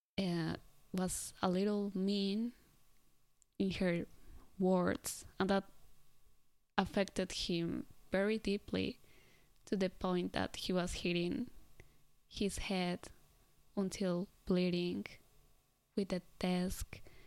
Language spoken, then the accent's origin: English; Colombia; now in Japan; I come from Colombia